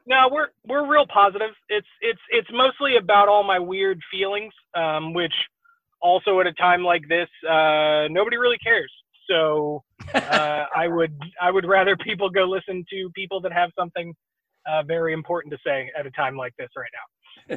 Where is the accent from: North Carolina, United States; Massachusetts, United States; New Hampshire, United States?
New Hampshire, United States; Exeter; also born or lived in New England; now in Houston, United States; I was born in Exeter.